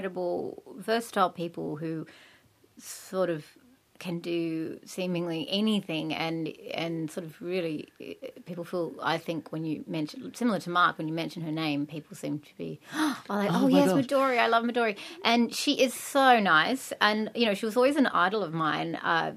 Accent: Australia; also born or lived in England; I came back to Australia

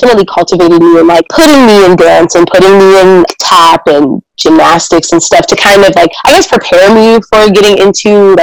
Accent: Gaithersburg, Maryland, United States; originally, I'm from Gaithersburg, Maryland. G-Berg. It's a small suburb right outside of D.C.

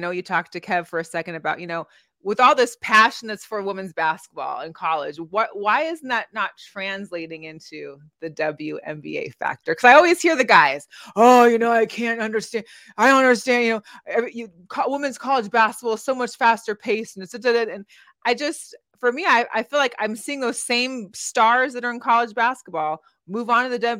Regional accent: Seattle, Washington, United States; now in Las Vegas, United States; I grew up in Seattle

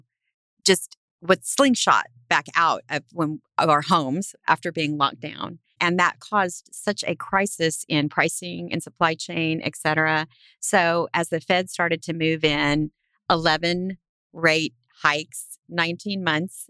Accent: South Texas, United States; I was raised in South Texas, which is a very ag-heavy part of the state

